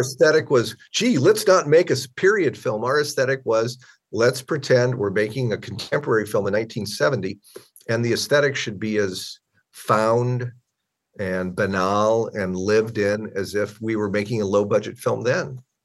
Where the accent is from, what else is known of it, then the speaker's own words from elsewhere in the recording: Omaha, Nebraska, United States; moved away; also born or lived in Southern California; a skill set I started in my hometown of Omaha